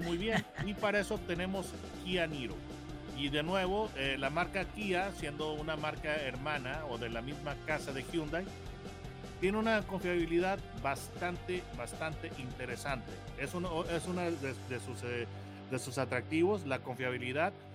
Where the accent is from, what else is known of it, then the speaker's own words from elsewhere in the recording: Mexico; yo como mexicano